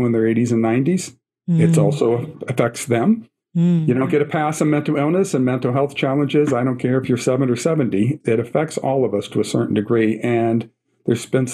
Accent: Scranton, Pennsylvania, United States; I'm from Scranton, Pennsylvania, the Diocese of Scranton, home of the office, and President Joe Biden's hometown

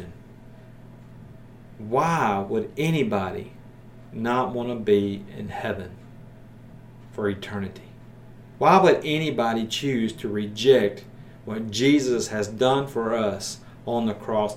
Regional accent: Maryville, Tennessee, United States; here in Maryville, my hometown

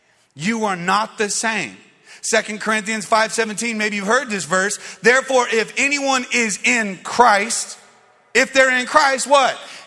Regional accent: Phoenix, Arizona, United States; When I was a teenager, I grew up playing basketball in West Phoenix at a park called Chicken Park.

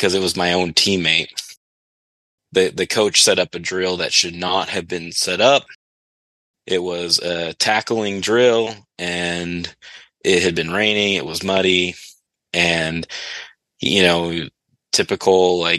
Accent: United States; I'm American

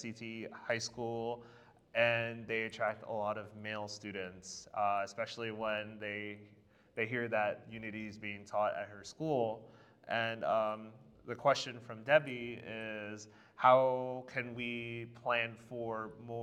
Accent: United States; I'm from the United States.

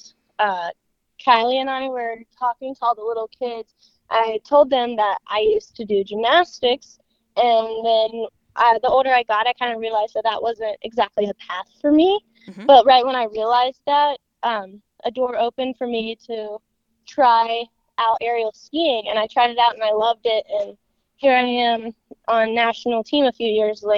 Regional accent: Pinellas, Alabama, United States; I grew up in Pinellas, so I was a little country kid doing flips off of the hay bales

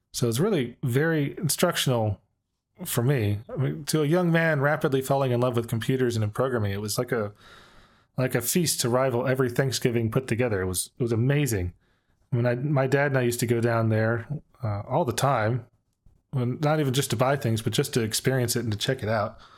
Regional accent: Dallas, Texas, United States; I grew up in Dallas

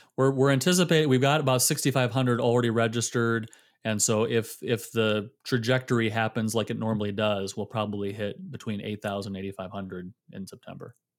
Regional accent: Michigan, United States; also born or lived in Illinois / South Carolina / Fort Worth, Texas; now in Georgia, United States; born and raised in Michigan

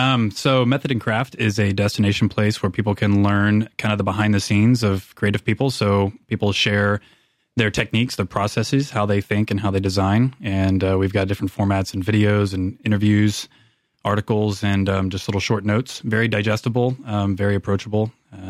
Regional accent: Houston, Texas, United States; I am. Yeah, I'm from Houston originally

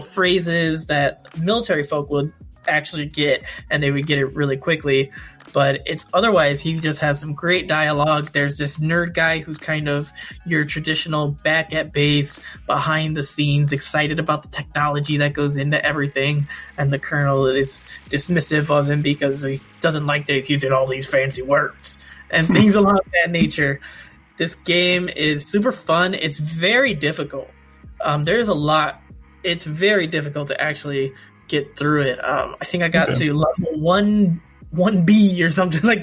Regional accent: United States; I'm American

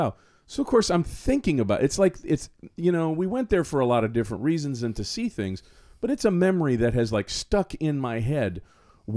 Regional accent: Florida, United States; I'm from here. And he goes, from where? And I said, from Florida.

